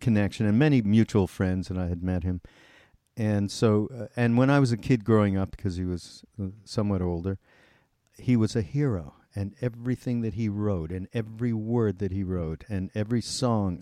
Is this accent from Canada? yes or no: yes; Montreal, Quebec, Canada; I'm from Montreal, and we actually grew up in the same area of Montreal called West Mount